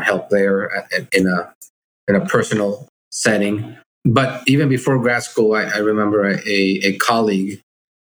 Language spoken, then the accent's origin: English; Mexico City, Mexico; also born or lived in Monterrey, Mexico; I grew up in Mexico City